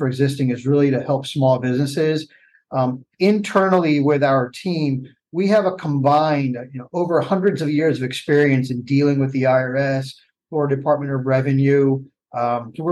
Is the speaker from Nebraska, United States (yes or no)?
no; Palm Beach County, Florida, United States; I was born and raised in Palm Beach County